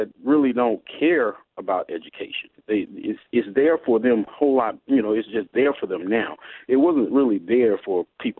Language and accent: English; Alabama, United States; I'm from Alabama